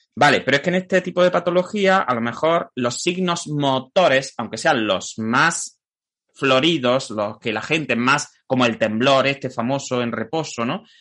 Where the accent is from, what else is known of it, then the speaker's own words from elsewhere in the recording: Jaén, Andalusia, Spain; yo soy de Jaén